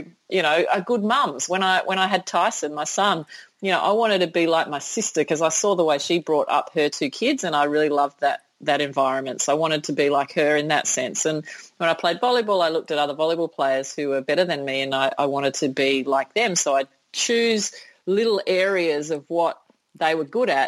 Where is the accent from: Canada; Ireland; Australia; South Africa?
Australia; Sydney, New South Wales; in my hometown, in my home country